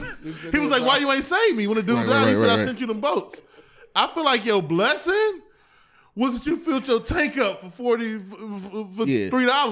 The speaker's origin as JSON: {"language": "English", "town": "East Cleveland", "region": "Ohio", "country": "United States", "tie": "born or raised there", "said": "I grew up in East Cleveland, and like some of my social studies classes didn't have books"}